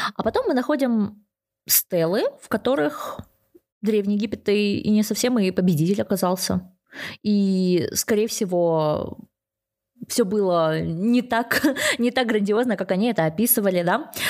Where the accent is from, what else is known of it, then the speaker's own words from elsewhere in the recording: Kazakhstan; я сама из Казахстана